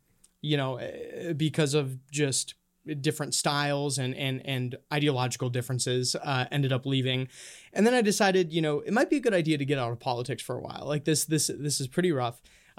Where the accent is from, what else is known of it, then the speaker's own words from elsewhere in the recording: Honduras; also born or lived in Minnesota, United States; now in United States; I actually I grew up in Honduras. Well, kind of split between Minnesota and Honduras. My parents are missionaries down there.